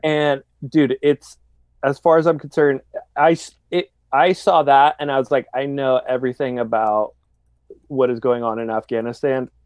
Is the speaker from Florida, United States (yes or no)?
no; San Diego, California, United States; growing up in San Diego